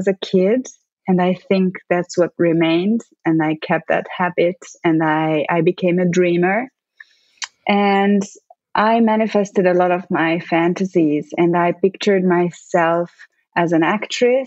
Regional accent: Hungary; English is a second language; moved away as an adult; also born or lived in Italy; I grew up in Hungary in the 80s.

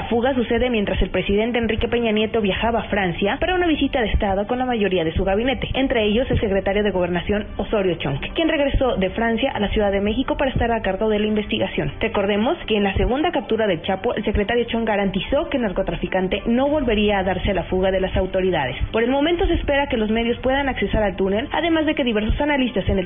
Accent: San Lorenzo, Central, Paraguay; San Lorenzo, Paraguay.

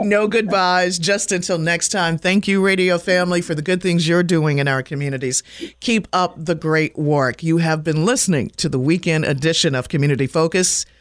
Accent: Washington, District of Columbia, United States; also born or lived in Maryland; I'm a DC kid, born and raised in Washington, and we lived in the Maryland area for a while.

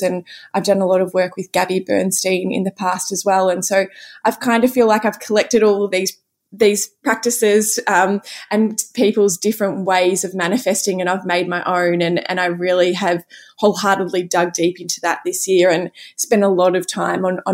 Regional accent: Cape Paterson, Victoria, Australia; I was back at home, you know, where I grew up in Cape Patterson with all of my family

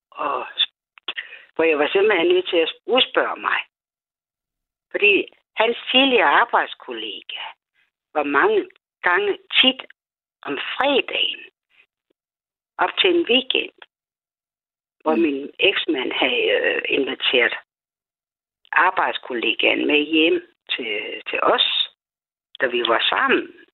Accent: Odense, Southern Denmark, Denmark; Jeg er jo jeg fra Odense.

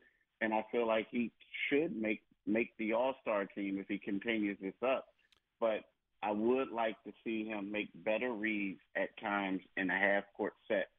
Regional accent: Philadelphia, Pennsylvania, United States; I did grow up in Philly

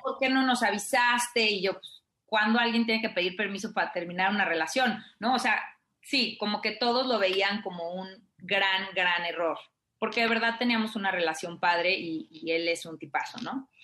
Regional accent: Mexico; moved away; yo crecí en provincia

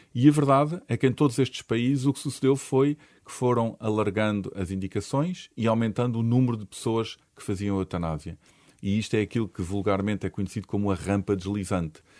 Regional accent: Portugal; nós em Portugal

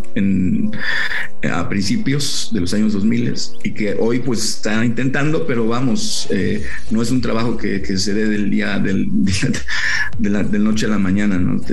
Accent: Mexico

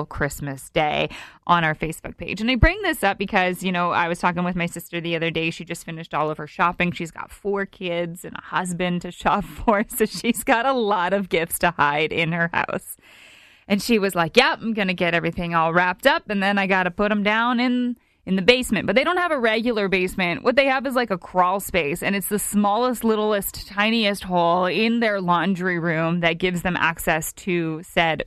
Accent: Canada; our Canadians

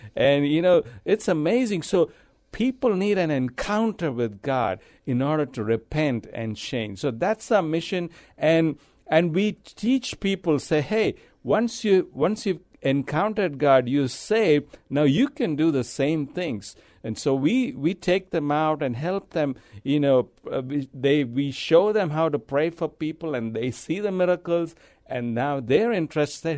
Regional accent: India; moved away as an adult; also born or lived in Abu Dhabi, United Arab Emirates / Dubai, United Arab Emirates; now in San Antonio, United States; I'm from India. I, I was born there. I lived there most of my life.

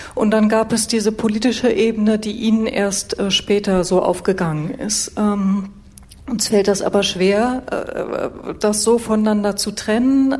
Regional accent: Germany; als Westdeutsche

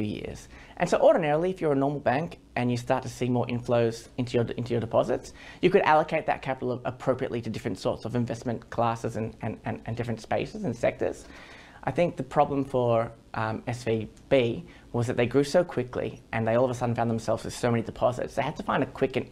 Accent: Australia; as an Australian

